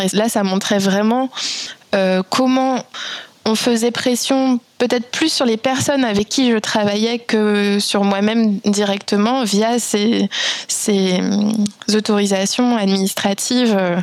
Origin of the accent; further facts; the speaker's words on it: France; also born or lived in Belgium / Vietnam; je suis française